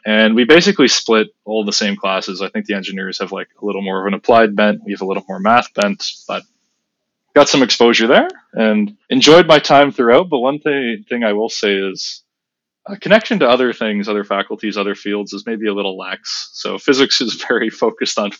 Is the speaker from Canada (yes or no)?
yes; Waterloo, Ontario, Canada; moved away as an adult; also born or lived in Kingston; now in Toronto, Canada; I grew up in Waterloo